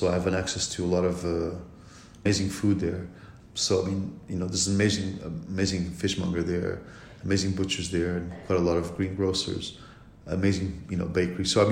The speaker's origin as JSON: {"language": "English", "region": "Lisbon", "country": "Portugal", "tie": "born or raised there", "moved": "yes", "said": "Lisbon, my hometown"}